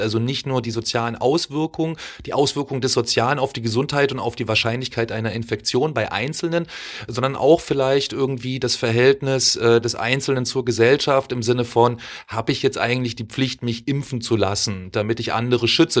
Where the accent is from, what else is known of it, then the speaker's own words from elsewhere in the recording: East Germany, Germany; wir kommen auch aus der DDR